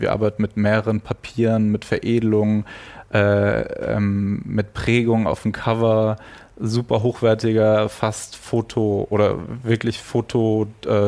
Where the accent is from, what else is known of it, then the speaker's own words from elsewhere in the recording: Germany; aus der Nähe von Frankfurt, mhm. ähm, also zwischen Würzburg, Frankfurt aus einem relativ kleinen Ort